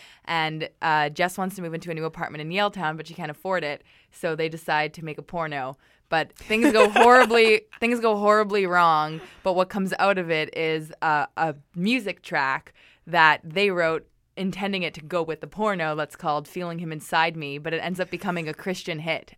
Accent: Canada; let's make our porno like really Canadian because people love Canadians and we're Canadian.

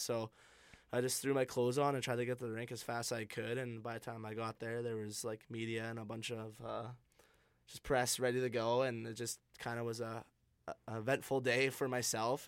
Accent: Vancouver, British Columbia, Canada; growing up in Vancouver

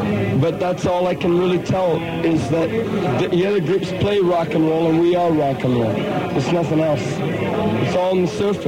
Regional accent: Toronto, Ontario, Canada; We're from Cabbage Town and we're broke

